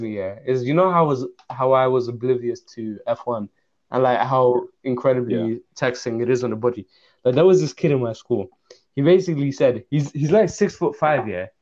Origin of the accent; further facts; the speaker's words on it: England, United Kingdom; also born or lived in Russia; I grew up in England and I had a worse accent than you did.